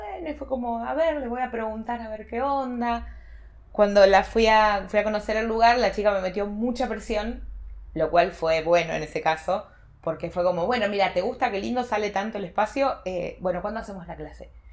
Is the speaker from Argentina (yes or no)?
yes; Carmen, Argentina; moved away as an adult; now in Buenos Aires, Argentina; vine a vivir una pensión para estudiantes de mi pueblo, que era gente específicamente de Carmen